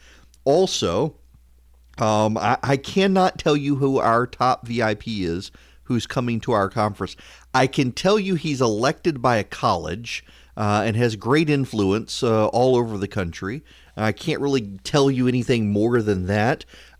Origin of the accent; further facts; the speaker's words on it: Dubai, United Arab Emirates; When I was a kid growing up in Dubai, my family would routinely entertain the enlisted sailors from the 5th Fleet.